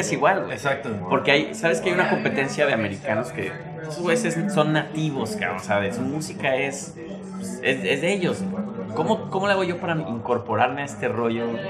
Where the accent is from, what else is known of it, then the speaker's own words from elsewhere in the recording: Mexico; now in New York, United States; yo soy un güey mexicano haciendo música